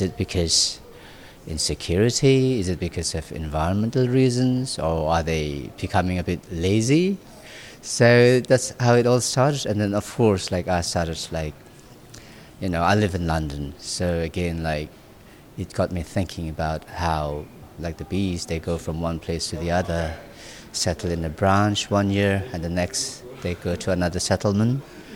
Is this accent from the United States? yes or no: no; Nagaland, India; my parents, they decided to go to the most remote region of this remote little province. And that's where I was born. And so I was brought up in a very natural way